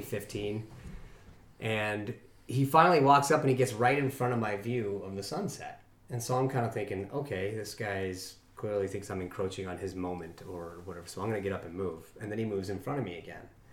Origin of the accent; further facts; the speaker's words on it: Evergreen, Colorado, United States; I grew up in Evergreen.